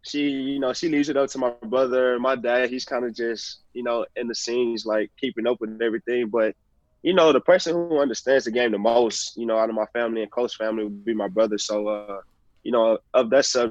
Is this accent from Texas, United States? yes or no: yes; Houston, Texas, United States; moved away; I was a big T-Mac fan growing up in Houston